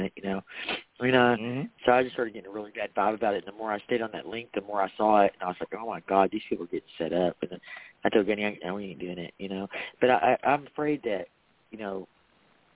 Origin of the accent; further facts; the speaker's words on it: Waco, Texas, United States; I am from Waco